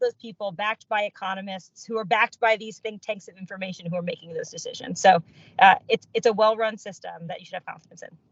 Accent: Louisville, Kentucky, United States; I'm from Louisville. That part's you know easy. Um, I'm a first generation American. My dad is of Indian origin. My mom is from Sudan. Uh, they emigrated to the states in '82, and I was born here.

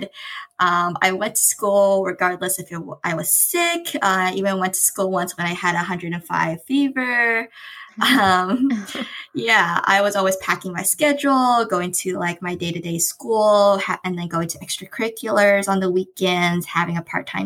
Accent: San Jose, California, United States; I grew up in San Jose, California. So it's kind of in the heart of the Bay Area

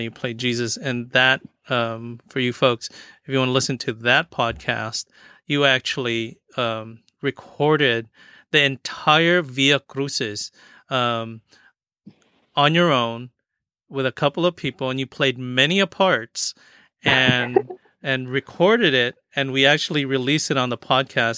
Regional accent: Philippines; growing up um I, I never really practiced that feast day because as Filipino, it wasn't our feast day

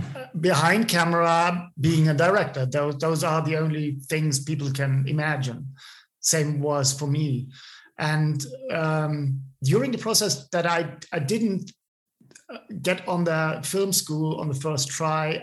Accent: small town between Munich and Ebersberg, Bavaria, Germany; English is a second language; also born or lived in Wasserburg; now in Munich, Germany; I, I, grew up in a, in a, small town between Munich and the, the, town where I was born, which is called Ebersberg

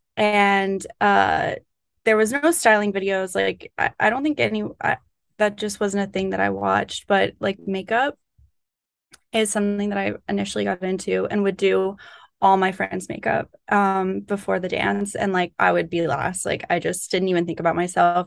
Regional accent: Florida Panhandle, United States; moved away as an adult; now in New York, United States; I'm from North Florida. I'm from the Panhandle

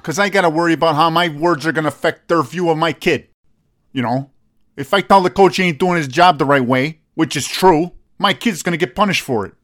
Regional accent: United States; I was born here

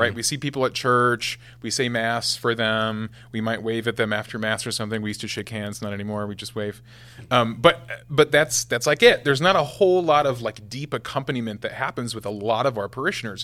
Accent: West Point, Nebraska, United States; West Point, Nebraska is where I'm from. So, yeah, I had the same thirty-two kids in my class from kindergarten to twelfth grade.

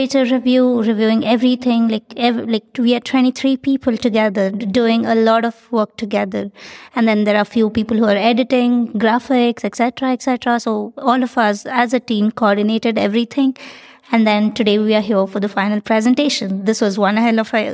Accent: India; from India

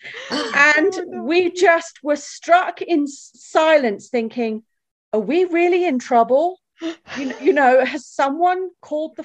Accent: England, United Kingdom; moved away as an adult; now in Colorado Springs, United States; we're English

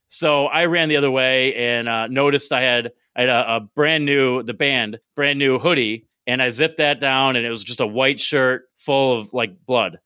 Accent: Binghamton, New York, United States; moved away as an adult; also born or lived in Maryland / Pennsylvania; I grew up in Binghamton, went away for a while

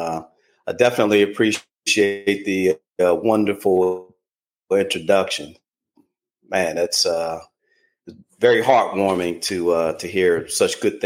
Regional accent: Washington, District of Columbia, United States; I was born in Washington, D.C., born and spent, you know, the first handful of years in D.C.

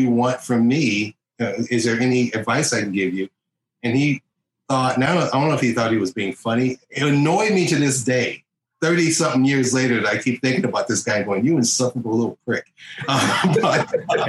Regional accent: Detroit, Michigan, United States; I'm from Detroit.

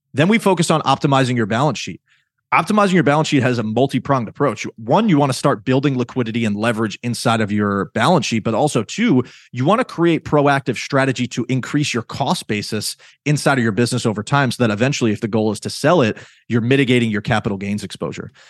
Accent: New York, United States; I'm from New York

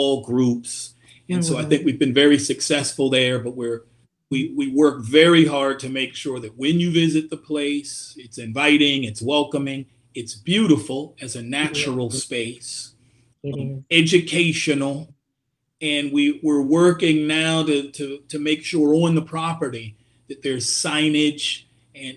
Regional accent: Miami, Florida, United States; I'm not from Miami originally, but I grew up here. So I was in high school during the May 80 riots

